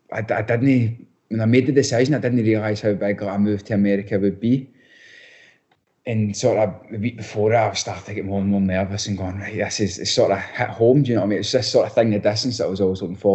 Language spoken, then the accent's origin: English; Scotland, United Kingdom; accent: strong (Scottish); moved away as an adult; also born or lived in Oxford, England; now in Columbus, United States; realising how strong my accent is as well. Like, when I first came out here, I keep having to tone it down because they literally can't understand the word I'm saying.